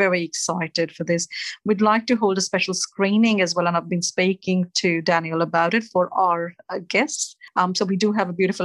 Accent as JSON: {"language": "English", "country": "India", "tie": "born or raised there", "moved": "as an adult", "lives_now": "Australia", "said": "The root is back in India, in my hometown"}